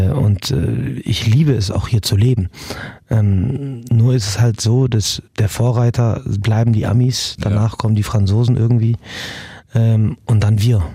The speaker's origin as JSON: {"language": "German", "country": "Morocco", "tie": "born or raised there", "moved": "yes", "lives_now": "Germany", "said": "ich bin auch in Marokko aufgewachsen"}